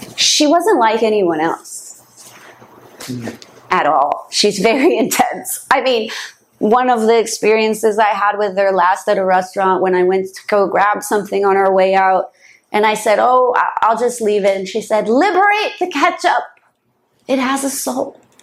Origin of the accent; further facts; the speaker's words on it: San Francisco, California, United States; moved away as an adult; also born or lived in New York; now in Los Angeles, United States; I grew up in the home of social engineering other than LA, which is where we are now, right? But it's close by. So the Bay Area